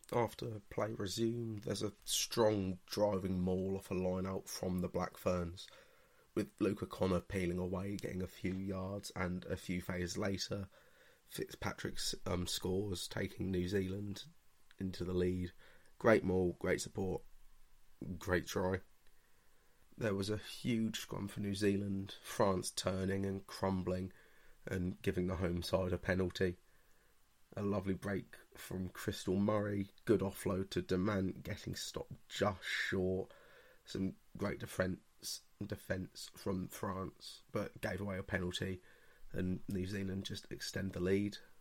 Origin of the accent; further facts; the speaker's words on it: England, United Kingdom; I'm English